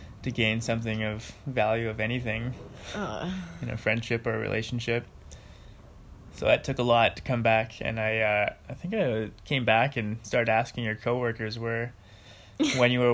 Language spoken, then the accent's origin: English; northern Alberta, Canada; also born or lived in Estevan, Saskatchewan / Calgary, Alberta; We moved away from there at a young age. We moved to northern Alberta.